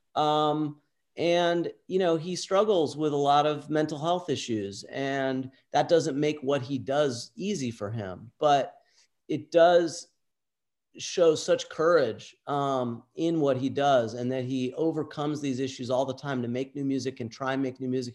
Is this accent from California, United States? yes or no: yes; Southern California, United States; Southern California.